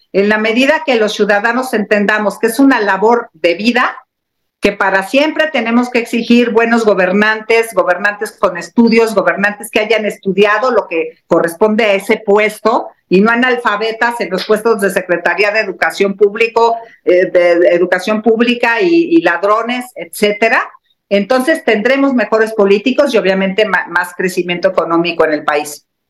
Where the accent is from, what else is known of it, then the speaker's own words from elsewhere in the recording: Mexico; como mexicana